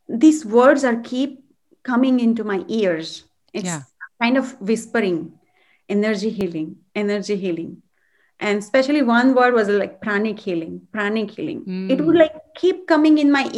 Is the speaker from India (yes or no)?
yes; India; moved away as an adult; now in United States; I'm from India, and I grew up in a very spiritual background and family.